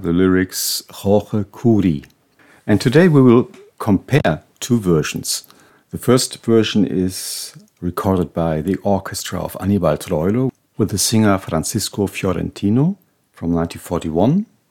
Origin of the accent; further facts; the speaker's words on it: Hanover, Lower Saxony, Germany; Hanover, my hometown